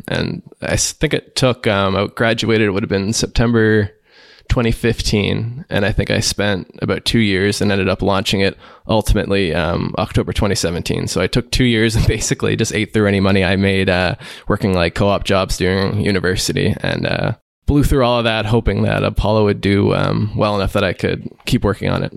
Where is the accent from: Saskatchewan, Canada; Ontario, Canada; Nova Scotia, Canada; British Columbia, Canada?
Nova Scotia, Canada; Liverpool; also born or lived in Halifax, Canada; I'm from a smaller town in, uh, eastern Canada called Liverpool